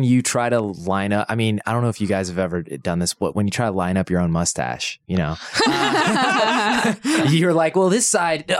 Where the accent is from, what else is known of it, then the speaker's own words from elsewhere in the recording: Indiana, United States; Because I'm from Indiana. So I was like, oh shit, I've probably driven past this guy.